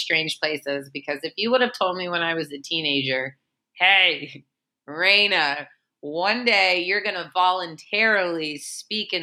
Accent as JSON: {"language": "English", "town": "Memphis", "region": "Tennessee", "country": "United States", "said": "I'm a Jew from Memphis, Tennessee"}